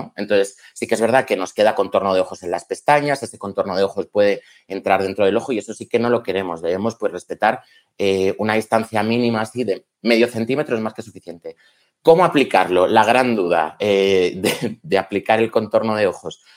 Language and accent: Spanish; León, Castile and León, Spain; Soy de León